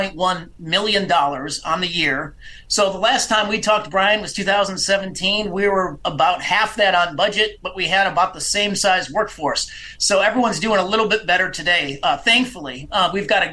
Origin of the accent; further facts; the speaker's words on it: Illinois, United States; also born or lived in Hinsdale, Illinois; my home state of Illinois